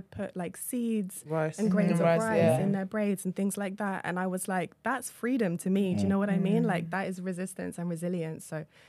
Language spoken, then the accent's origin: English; London, United Kingdom; In London.